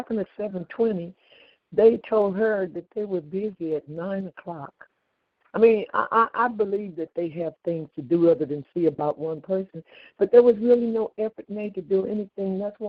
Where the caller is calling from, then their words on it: California, United States; I'm calling from California, and I live alone, 70 years old